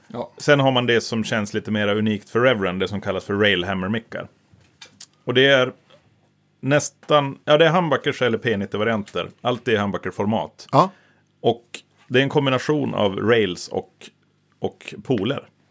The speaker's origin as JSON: {"language": "Swedish", "region": "Norrland", "country": "Sweden", "said": "Vi är norrlänningar"}